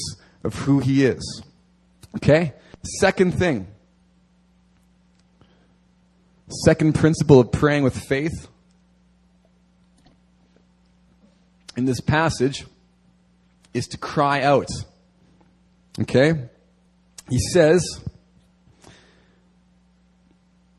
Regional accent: near Steinbach, Manitoba, Canada; now in Seoul, South Korea; near my hometown, there is an apostolic church, a recognized apostle in Canada

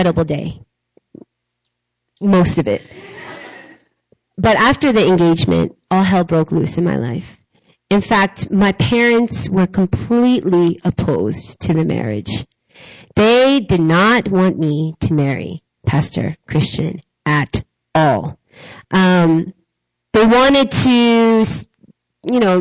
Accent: New York, United States; moved away as an adult; also born or lived in South Korea; I'm a New Yorker. All of my family was in New York

